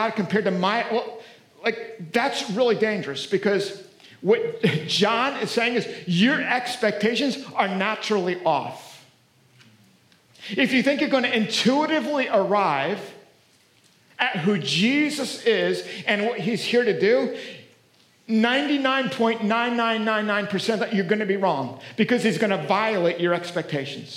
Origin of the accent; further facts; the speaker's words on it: Pennsylvania, United States; moved away; I grew up back in Pennsylvania. We had a little farm